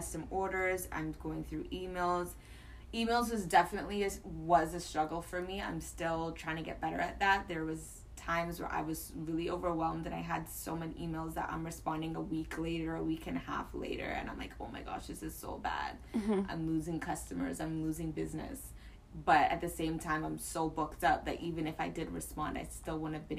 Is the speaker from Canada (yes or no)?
yes; Toronto, Ontario, Canada; I grew up in Galloway. Okay. In Scarborough.